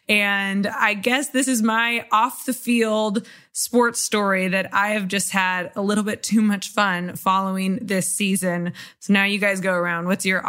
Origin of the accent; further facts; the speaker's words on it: Kansas City, Missouri, United States; my hometown of Kansas City